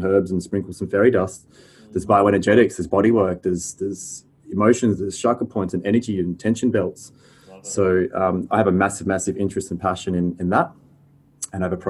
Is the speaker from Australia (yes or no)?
yes; Fremantle, Western Australia, Australia; now in North Coogee, Australia; I'm a Perth boy. I call myself a Freo born and bred.